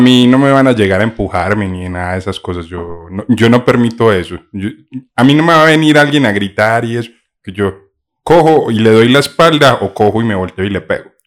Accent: Paisa, Antioquia, Colombia; ser paisa y vivir en otra parte

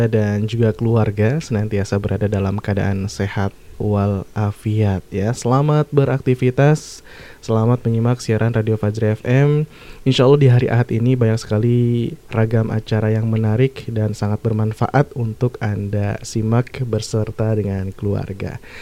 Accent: Mukomuko, Bengkulu, Indonesia; Uh, saya dari Bengkulu, Muko-Muko.

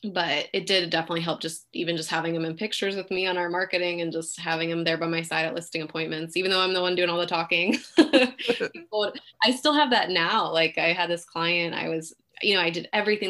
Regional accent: Pleasanton, California, United States; also born or lived in Fremont, California; now in Dublin, United States; I was born in Fremont, but raised in Pleasanton

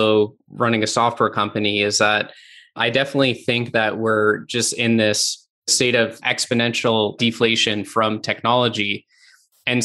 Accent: Canada; I'm from Canada

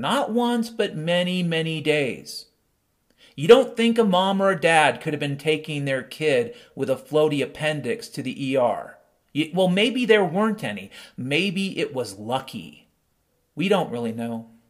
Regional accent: Pacific Northwest, United States; also born or lived in Seattle; I grew up in the Pacific Northwest. And my dad was a logger.

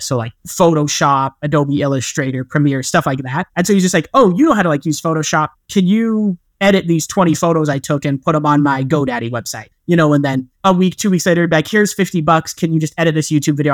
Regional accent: rural eastern Utah, United States; I grew up, like, in Utah, but in a more rural part of Utah

